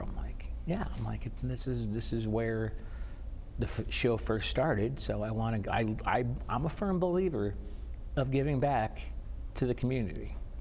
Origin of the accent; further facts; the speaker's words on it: Connecticut, United States; also born or lived in Florida; I actually am, was not born in Connecticut. I was born in Florida. My mom and dad went down to Florida with my brother, my sister, and the dog